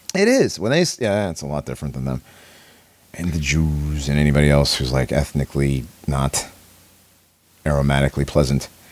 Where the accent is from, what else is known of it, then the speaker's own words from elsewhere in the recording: Connecticut, United States; I grew up in Connecticut.